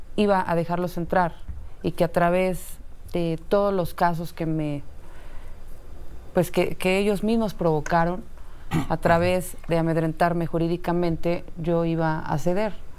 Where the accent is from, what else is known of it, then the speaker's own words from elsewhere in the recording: Mexico City, Mexico; also born or lived in Coltongo, Mexico City; crecimos en Tepito más de 20 años.